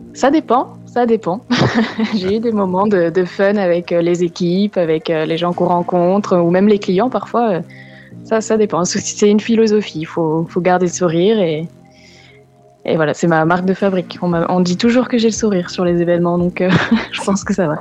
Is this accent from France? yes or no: yes; France; on est français